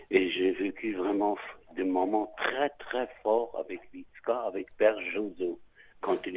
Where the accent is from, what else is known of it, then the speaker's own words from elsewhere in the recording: Alsace, Grand Est, France; chez nous en Alsace